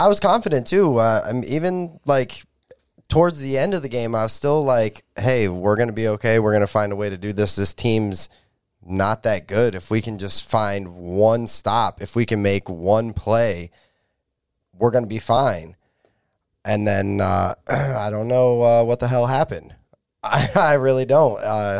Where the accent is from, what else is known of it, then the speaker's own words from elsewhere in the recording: England, United Kingdom; I'm from England.